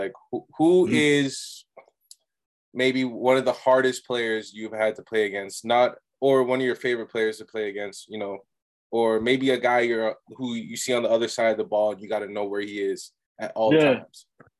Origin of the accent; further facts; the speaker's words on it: Ajax, Ontario, Canada; I'm from Toronto or from Ajax, which is you know, in the greater Toronto area